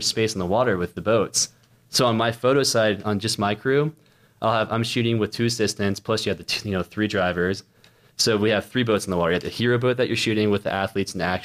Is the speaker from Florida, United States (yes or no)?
yes; Orlando, Florida, United States; I base in Orlando, and I seriously did 2 shoots last year in all of Orlando, my hometown